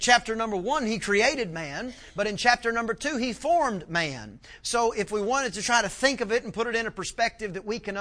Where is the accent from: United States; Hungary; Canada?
United States; East Texas; I'm from East Texas